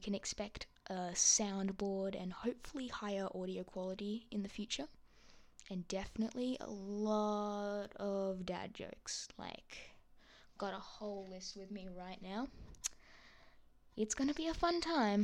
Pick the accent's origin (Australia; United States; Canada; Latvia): Australia; accent: Australian; I am from Australia, if you couldn't catch that from my accent.